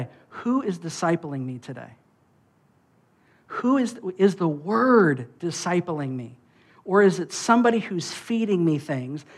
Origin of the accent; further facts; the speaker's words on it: United States; I'm an American